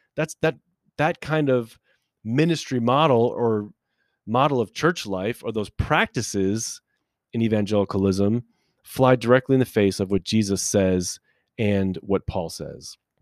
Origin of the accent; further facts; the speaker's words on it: United States; us as American people